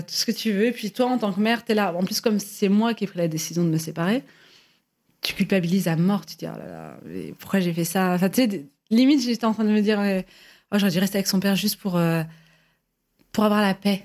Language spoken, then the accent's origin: French; Algeria; je suis algérienne